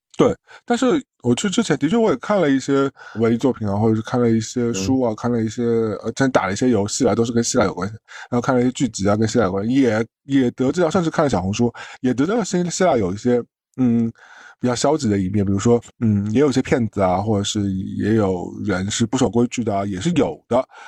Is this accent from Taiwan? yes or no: no; China; 我们大陆人